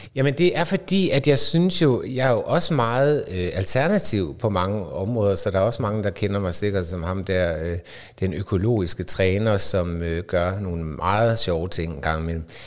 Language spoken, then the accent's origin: Danish; North Jutland, North Denmark Region, Denmark; moved away; also born or lived in Aarhus; jeg kommer fra Bundeland op i Nordjylland og boede på studeri